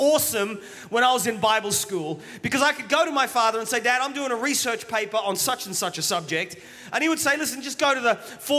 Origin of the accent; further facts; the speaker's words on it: England, United Kingdom; now in Australia; Okay, I'm an Englishman, but I'm an Australian. My parents are Welsh.